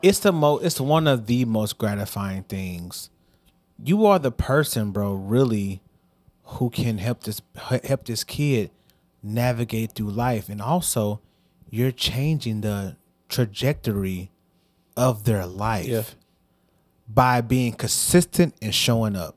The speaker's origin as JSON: {"language": "English", "town": "Hazelwood", "region": "Missouri", "country": "United States", "also_born_or_lived": "Bellefontaine Neighbors, Missouri", "said": "I came from East, man. Shout out to the Spartans"}